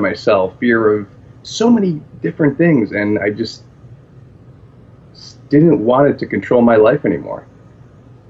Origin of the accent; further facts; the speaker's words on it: Buffalo, New York, United States; I'm from Buffalo